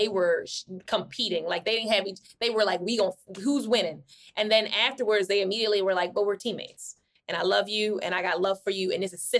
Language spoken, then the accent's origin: English; Baltimore, Maryland, United States; I'm from Baltimore